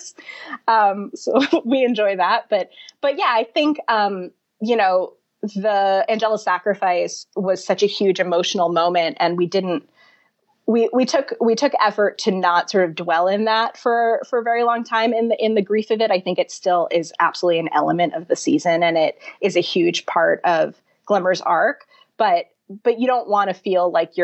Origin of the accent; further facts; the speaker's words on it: New Jersey, United States; I'm from New Jersey, and I have very deep New Jersey bona fides.